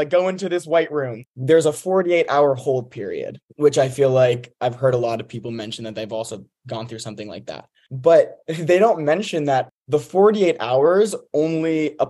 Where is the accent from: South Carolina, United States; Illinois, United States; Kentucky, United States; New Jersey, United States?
New Jersey, United States; Montclair; moved away as an adult; now in Georgia, United States; I'm from New Jersey, North Jersey, Montclair.